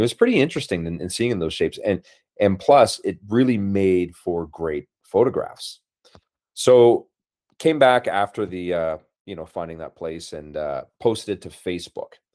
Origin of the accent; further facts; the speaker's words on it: Brandon, Manitoba, Canada; moved away; growing up in Brandon, Manitoba, 'cause that's initially where, where I'm from, like a prairie boy